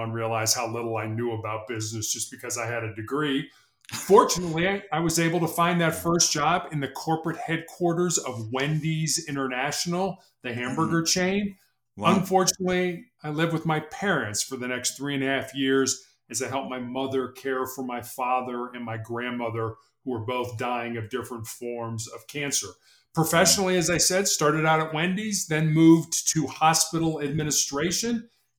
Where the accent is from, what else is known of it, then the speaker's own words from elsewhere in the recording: Chicago, Illinois, United States; I was born and raised in Chicago, the third largest city in the United States.